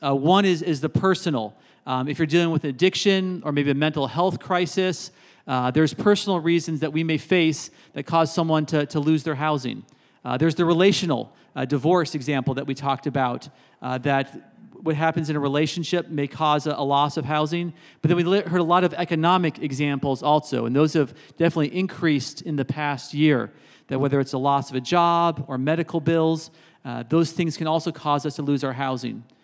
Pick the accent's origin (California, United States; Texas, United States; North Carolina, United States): California, United States; Berkeley; moved away as an adult; now in South Bend, United States; I've been here now thirteen years, but I grew up in Berkeley, California